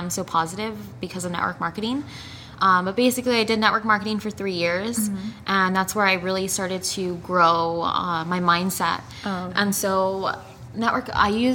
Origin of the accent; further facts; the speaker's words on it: El Paso, Texas, United States; moved away as an adult; now in Denver, United States; So I was born in Denver, Colorado. Shout out to Denver. I lived there for 6 years, and then I lived in El Paso, Texas for 14 years.